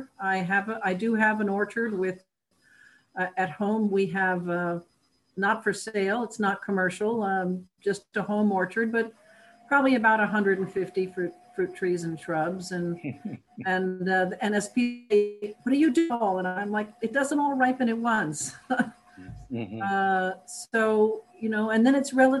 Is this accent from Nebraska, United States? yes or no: no; New York, United States; moved away; I grew up in New York State